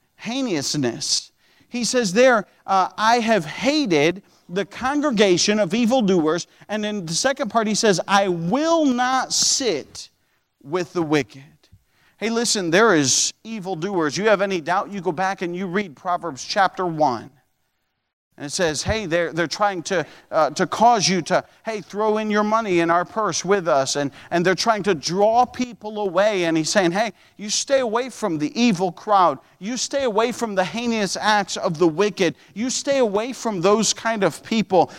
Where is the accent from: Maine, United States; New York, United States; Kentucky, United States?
New York, United States; upstate; moved away as an adult; also born or lived in Ohio; in upstate New York. Upstate New York had car inspections. I remember I came to Bible college